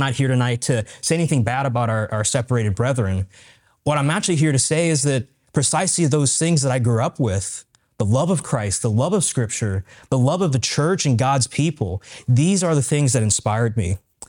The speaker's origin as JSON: {"language": "English", "country": "United States", "tie": "born or raised there", "said": "since I grew up in the United States, I didn't have my biological grandparents."}